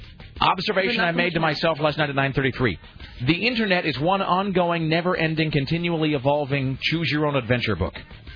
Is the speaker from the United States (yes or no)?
yes; United States; Look, I'm an American and a patriot and all that, but seriously, F that.